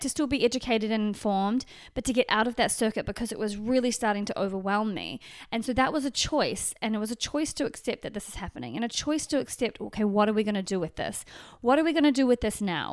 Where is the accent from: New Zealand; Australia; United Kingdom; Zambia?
New Zealand; now in Los Angeles, United States; back into New Zealand, which is my home country from Los Angeles, which is my, kind of my current home.